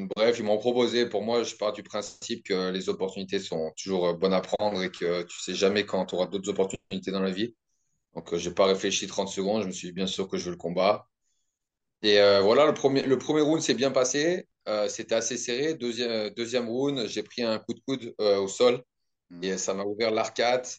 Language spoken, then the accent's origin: French; the Alps, France; moved away as an adult; also born or lived in Paris / Australia; now in New Zealand; Je viens des Alpes de base